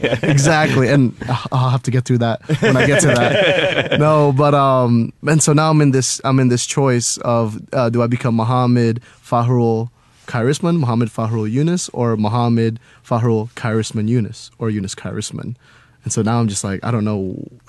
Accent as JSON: {"language": "English", "town": "Cimahi", "region": "West Java", "country": "Indonesia", "tie": "born there", "said": "Okay, so I was born in Indonesia, right? I was born in Cimahi, Indonesia, which is like a few hours away from Jakarta, the capital of Indonesia."}